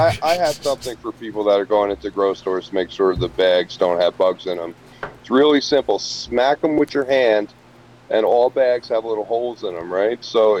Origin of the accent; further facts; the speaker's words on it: Poughkeepsie, New York, United States; my hometown here of Poughkeepsie.